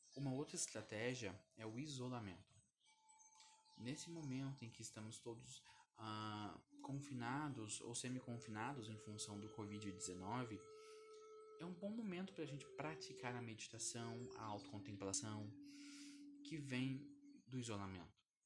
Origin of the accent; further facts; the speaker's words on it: Curitiba, Paraná, Brazil; Eu tenho 28 anos e sou de Curitiba